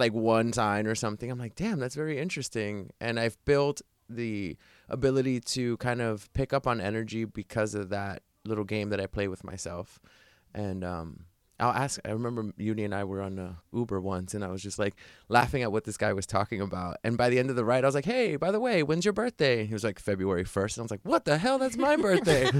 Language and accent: English; New York City, New York, United States; moved away; my hometown, New York City